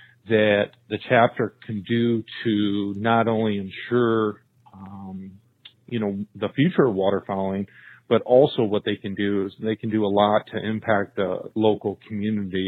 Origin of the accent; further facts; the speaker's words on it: St. Lawrence River, upstate New York, United States; moved away as an adult; also born or lived in California; now in Illinois, United States; I grew up on the St. Lawrence River in upstate New York